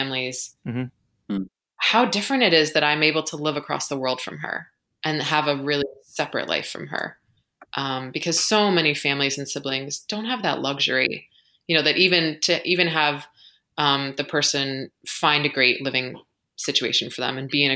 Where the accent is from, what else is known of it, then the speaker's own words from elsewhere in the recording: United States; accent: American; moved away as an adult; also born or lived in London; as an American